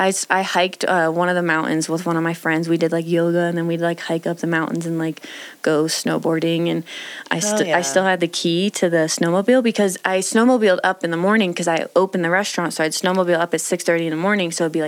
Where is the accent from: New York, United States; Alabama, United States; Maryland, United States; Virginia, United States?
Virginia, United States; Virginia Beach; moved away as an adult; also born or lived in Aspen, Colorado; now in Colorado, United States; Virginia Beach, Virginia. Born and raised for 20 7 years.